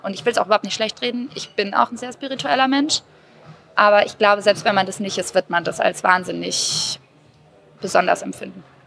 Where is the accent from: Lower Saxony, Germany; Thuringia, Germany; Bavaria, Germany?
Bavaria, Germany; Würzburg; born or raised there; now in Berlin, Germany